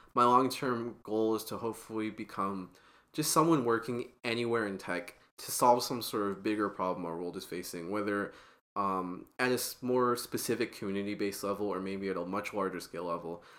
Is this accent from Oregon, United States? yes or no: yes; Portland, Oregon, United States; I'm from Portland, Oregon